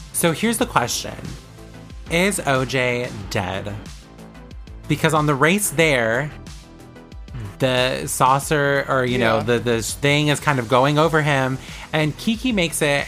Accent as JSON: {"language": "English", "town": "Vallejo", "region": "California", "country": "United States", "tie": "born or raised there", "said": "E40's from my hometown"}